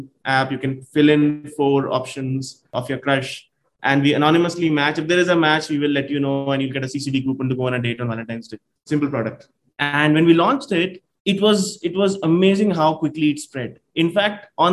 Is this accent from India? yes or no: yes; India; We are from India